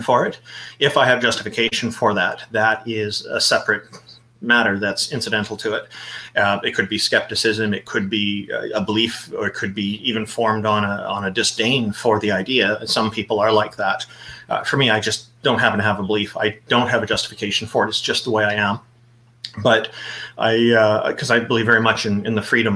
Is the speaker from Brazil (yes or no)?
no; Canada; I am a Canadian. I was born here.